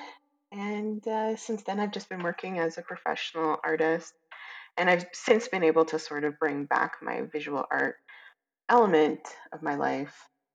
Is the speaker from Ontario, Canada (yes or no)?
no; Calgary and Edmonton, Alberta, Canada; I was raised in Calgary and Edmonton